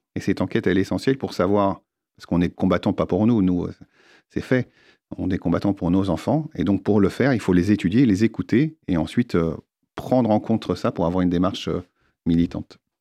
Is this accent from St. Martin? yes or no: no; France; nous, en tant que Français